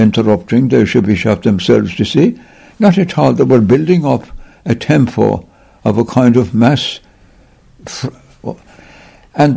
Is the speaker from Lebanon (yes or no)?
no; Cork, County Cork, Ireland; moved away as an adult; also born or lived in China; I was born in Cork City. Blackrock Road would be the address